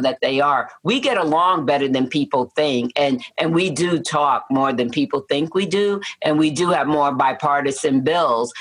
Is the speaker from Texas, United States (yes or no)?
no; New York City, New York, United States; moved away as an adult; also born or lived in Peoria, Illinois / southern New Jersey; now in Matteson, United States; I was born and raised in Manhattan